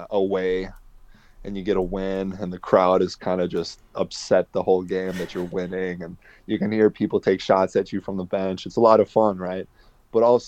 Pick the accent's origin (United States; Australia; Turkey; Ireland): United States; Wisconsin; moved away as an adult; also born or lived in Netherlands; now in Sheffield, United Kingdom; my home state